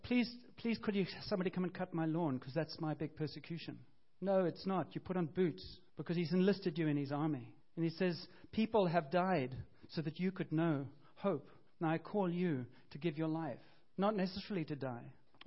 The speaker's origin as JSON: {"language": "English", "town": "Cape Town", "region": "Western Cape", "country": "South Africa", "tie": "born or raised there", "said": "I grew up in Cape Town, I had this kind of family and this kind of family"}